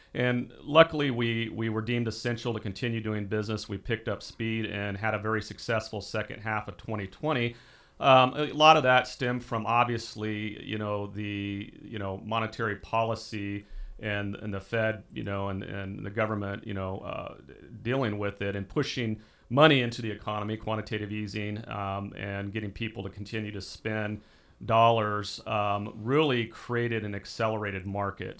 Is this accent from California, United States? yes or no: yes; Porterville, California, United States; now in Visalia, United States; I grew up in a small town called Porterville in the southeastern side of Tulare County